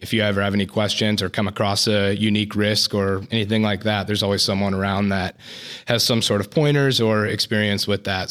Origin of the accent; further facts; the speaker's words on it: Woodland, California, United States; I'm from Woodland, California, and work here out of the Woodland office.